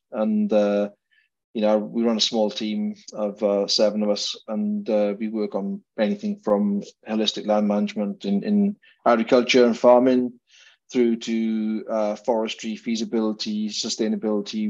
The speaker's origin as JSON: {"language": "English", "region": "Wales", "country": "United Kingdom", "moved": "yes", "lives_now": "Scotland, United Kingdom", "said": "I'm a Welshman"}